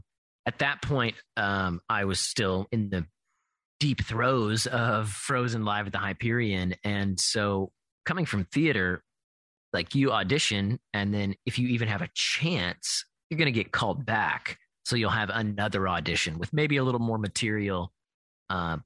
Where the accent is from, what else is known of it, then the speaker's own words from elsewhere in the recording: Kentucky, United States; moved away; I'm originally from Kentucky